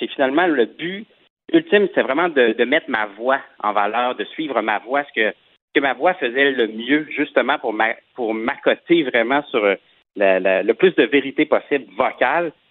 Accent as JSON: {"language": "French", "region": "Quebec", "country": "Canada"}